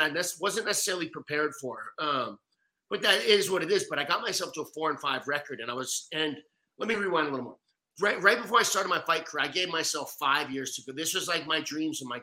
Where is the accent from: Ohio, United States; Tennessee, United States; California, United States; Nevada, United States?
California, United States; now in Florida, United States; I'm from California. Now I live in Florida